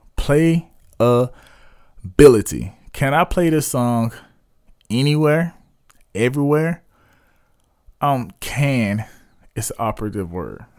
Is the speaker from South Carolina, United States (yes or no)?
yes; South Carolina, United States; my hometown, um, based in Spur Leaves, West South Carolina